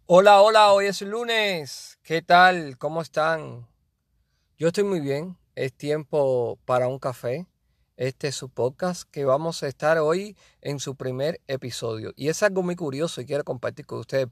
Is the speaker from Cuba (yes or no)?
yes; Cuba; Yo soy de Cuba y yo quería ser pelotero